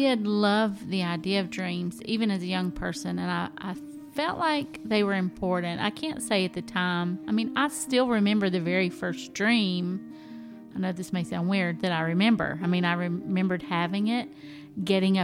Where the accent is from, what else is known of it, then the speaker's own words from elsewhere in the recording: the South, United States; I'm from the South